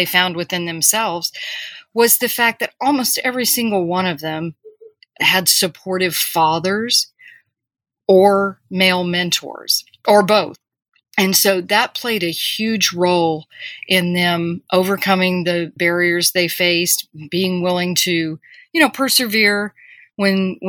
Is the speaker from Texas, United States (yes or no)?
yes; Corpus Christi, Texas, United States; I grew up in Corpus Christi, Texas, which is on the coast